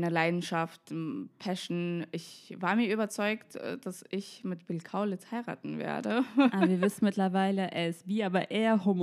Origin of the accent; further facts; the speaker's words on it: Moscow, Russia; moved away as an adult; now in Berlin, Germany; ich bin mit 18 aus Moskau nach Berlin gezogen. Ich war schon immer ein Hauptstadtkind. Meine Eltern, die kommen aus Armenien, ähm, auch beide aus der Hauptstadt Jerewan.